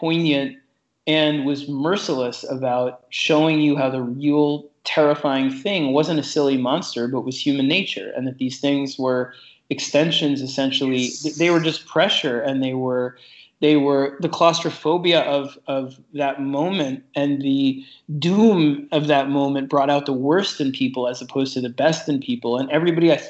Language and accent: English; New York City, New York, United States; I grew up in New York City, down on 26th Street and 3rd Avenue